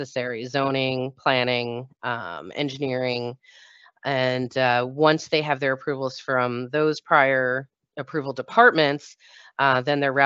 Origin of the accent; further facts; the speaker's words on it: New Jersey, United States; I'm from New Jersey